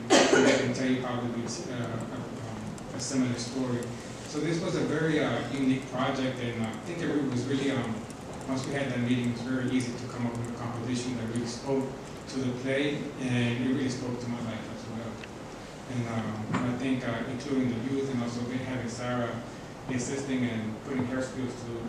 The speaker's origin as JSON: {"language": "English", "country": "Nicaragua", "moved": "yes", "lives_now": "United States", "said": "When we migrated here to the United States in 1986, we came from Nicaragua because of the Civil War, because of Sandinistas and Las Juntas."}